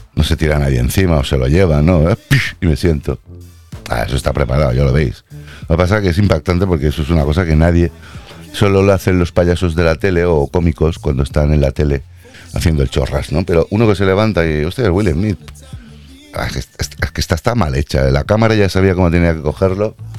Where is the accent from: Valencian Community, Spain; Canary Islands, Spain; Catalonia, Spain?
Catalonia, Spain; Yo soy de aquí nacido catalán